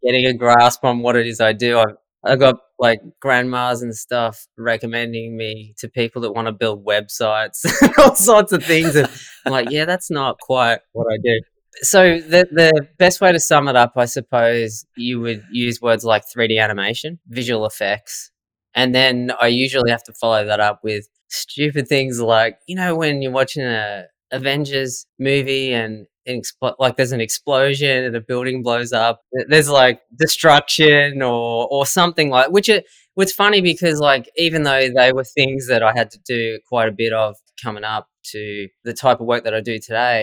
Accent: Swan Hill, Victoria, Australia; I grew up in Swan Hill, Victoria

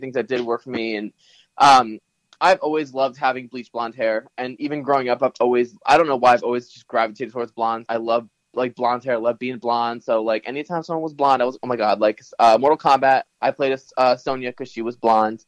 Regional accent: Morris County, New Jersey, United States; I grew up in New Jersey. I'm from North Jersey

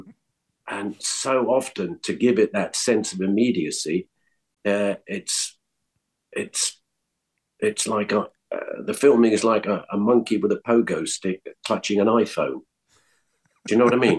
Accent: London, United Kingdom; moved away as an adult; also born or lived in Scotland; now in Los Angeles, United States; I was born in Scotland. We moved to London when I was 7

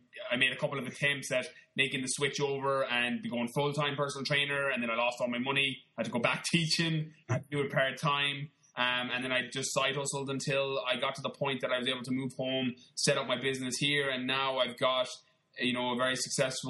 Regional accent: Connemara, Galway, Connacht, Ireland; moved away; also born or lived in London; I'm from Galway in the west of Ireland. I grew up in Connemara, like in the middle of nowhere, little town of probably 200 people.

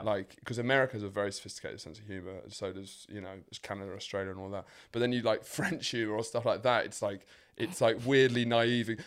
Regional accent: England, United Kingdom; as an English man

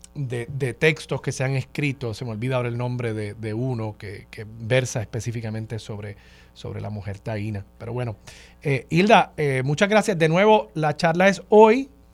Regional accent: Puerto Rico

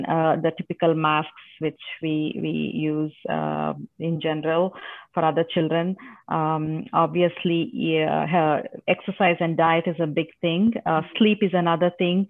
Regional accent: India; first language Telugu; English is a second language; now in Texas, United States; It's in Telugu. That's my mother tongue.

